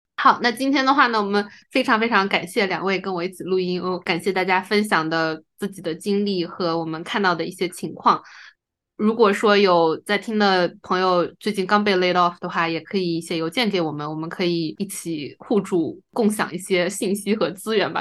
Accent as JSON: {"language": "Chinese", "country": "China", "also_born_or_lived": "United States", "moved": "yes", "said": "因为我们是中国人嘛，所以就绿卡也还在排期"}